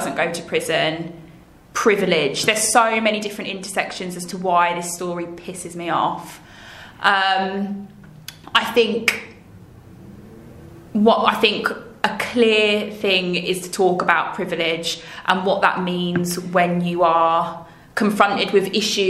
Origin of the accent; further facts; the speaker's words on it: West Midlands, United Kingdom; also born or lived in Hackney, London; now in London, United Kingdom; I was born in Hackney. I grew up in the West Midlands, and I'm a returning Londoner.